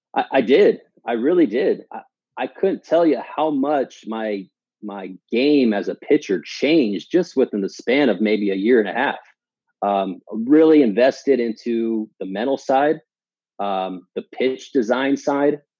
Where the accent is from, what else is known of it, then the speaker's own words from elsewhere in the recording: Palm Springs, California, United States; moved away as an adult; also born or lived in Washington; I grew up in the Palm Springs area. Went to high school there